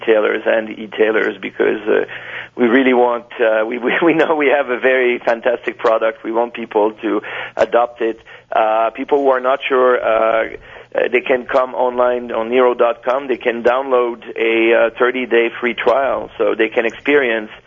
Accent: Canada; accent: French; I'm from Canada

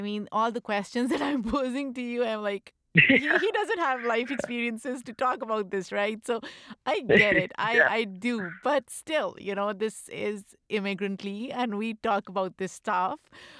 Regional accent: Pakistan; Like, I grew up in Pakistan and I watched field hockey.

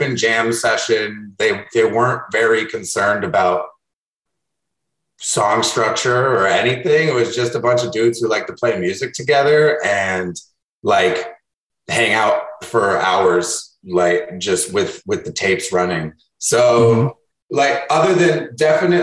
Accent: Chicago, Illinois, United States; I grew up in Wicker Park, super centralized north side neighborhood of Chicago

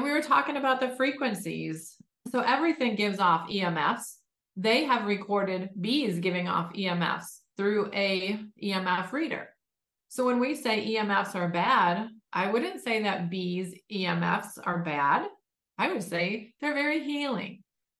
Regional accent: Detroit, Michigan, United States; born and raised in Detroit

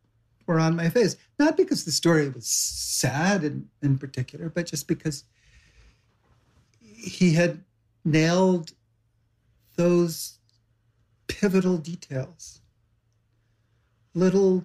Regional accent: Savannah, Georgia, United States; now in New York, United States; I come from Savannah

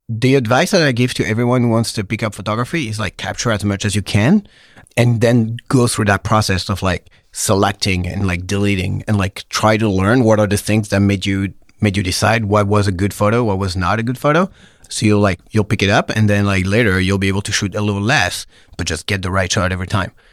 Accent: Pau, Nouvelle-Aquitaine, France; moved away as an adult; also born or lived in Paris, France; now in San Francisco, United States; Po, the southwest of France

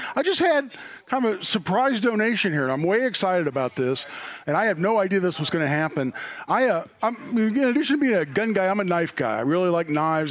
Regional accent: Indianapolis, Indiana, United States; I grew up in Indy

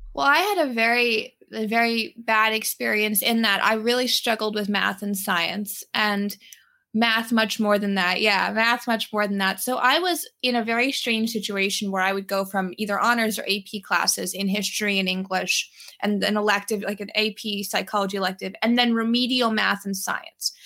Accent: New York City, New York, United States; also born or lived in Brooklyn; I grew up in New York City. I grew up in Manhattan. I was born in Brooklyn

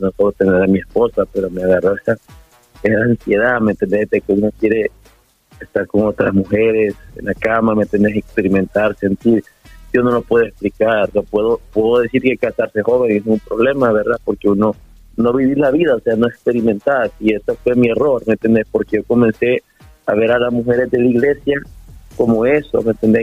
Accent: El Salvador; somos salvadoreños, ¿eh? nuestra cultura es importante

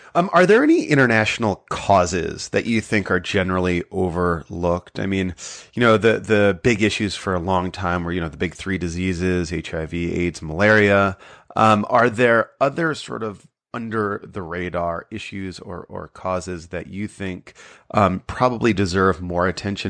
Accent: Brookfield, Connecticut, United States; I grew up about twenty miles south in, in Brookfield

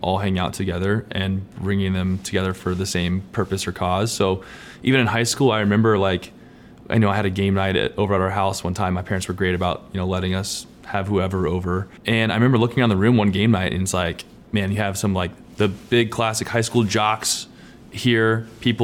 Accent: Lawrenceville, Georgia, United States; now in Nashville, United States; I grew up in Lawrenceville, Georgia.

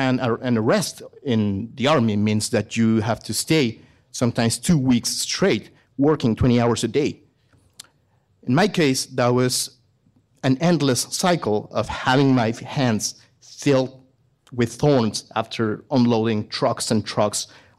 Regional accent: Mexico; English is a second language; I am a veterinarian from Mexico. I studied there.

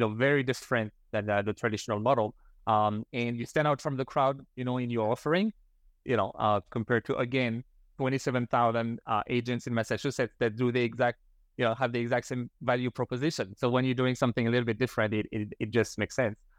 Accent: France; moved away as an adult; now in Canada; before that, I grew up in France

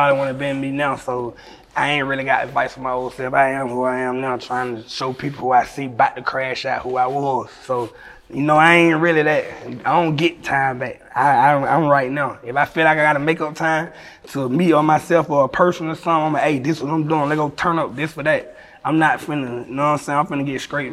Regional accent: Atlanta, Georgia, United States; I'm from Atlanta with all the stars.

